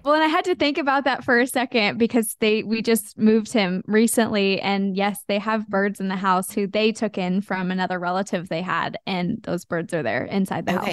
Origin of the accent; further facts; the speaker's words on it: Wichita, Kansas, United States; i grew up in kansas in wichita kansas